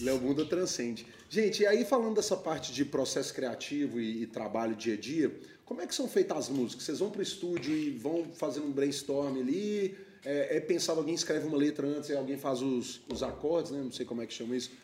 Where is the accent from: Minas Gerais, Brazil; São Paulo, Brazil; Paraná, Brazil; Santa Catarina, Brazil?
Minas Gerais, Brazil; Belo Horizonte; Eu sou de Belo Horizonte